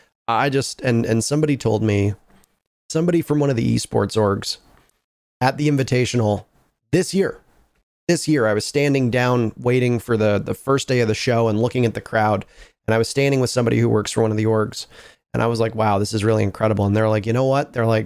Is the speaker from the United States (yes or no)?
no; Canada; Like, we are Canadians who grew up in the co